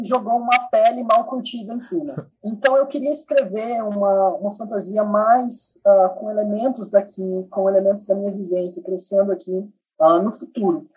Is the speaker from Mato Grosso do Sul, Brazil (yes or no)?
yes; Mato Grosso do Sul, Brazil; eu sou nascido, criado, crescido, uh, maturado em Mato Grosso do Sul